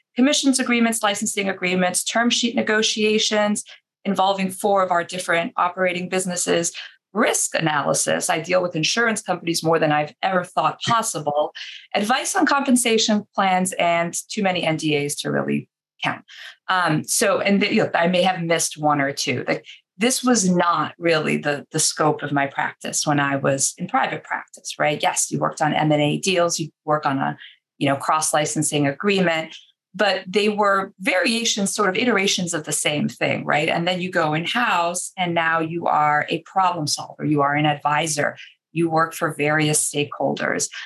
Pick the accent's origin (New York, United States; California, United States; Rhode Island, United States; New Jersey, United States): New York, United States; New York City; now in Boston, United States; I'm originally from Queens, New York, I grew up a Mets fan